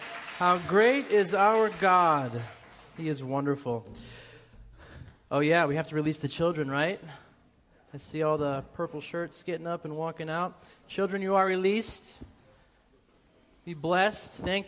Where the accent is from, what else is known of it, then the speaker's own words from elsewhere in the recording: Boston, Massachusetts, United States; accent: Boston; so I have to work really hard to get rid of my Boston accent because it comes out real quick when I'm over there. I'm 5 minutes around my family.